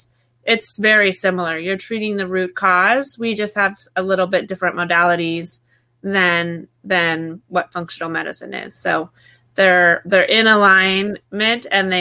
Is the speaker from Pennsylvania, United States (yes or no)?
no; Alaska, United States; I grew up in Alaska